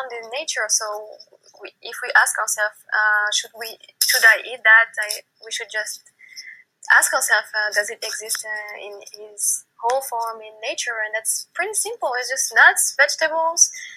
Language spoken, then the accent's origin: English; Paris, Île-de-France, France; I live in Paris. I grew up in Paris